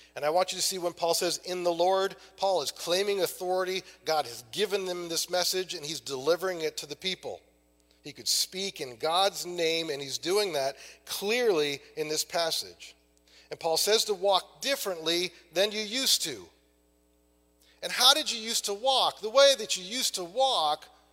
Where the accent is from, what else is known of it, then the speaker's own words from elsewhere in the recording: Maine, United States; I'm from Maine